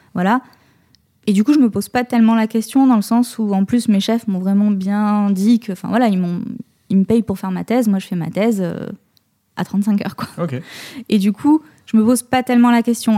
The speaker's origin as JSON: {"language": "French", "town": "Pessac", "region": "Nouvelle-Aquitaine", "country": "France", "tie": "born or raised there", "said": "j'ai grandi à Pessac"}